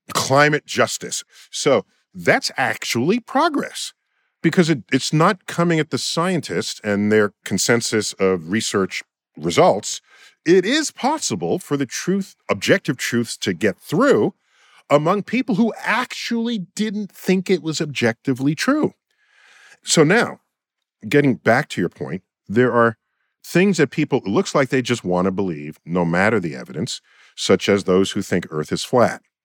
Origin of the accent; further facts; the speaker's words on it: New York City, New York, United States; my hometown, New York City